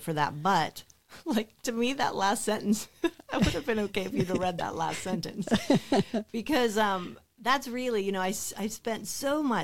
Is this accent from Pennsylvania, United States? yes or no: yes; Clarksburg, Pennsylvania, United States; I lived in Clarksburg, PA. Mm. So that's about, 20 minutes from Indiana. Mm-hmm. So I grew up there my whole life